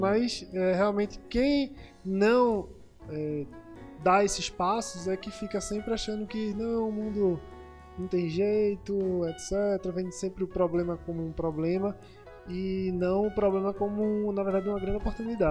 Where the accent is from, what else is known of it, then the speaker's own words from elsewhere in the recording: Pernambuco, Brazil; eu sou pernambucano igual a vocês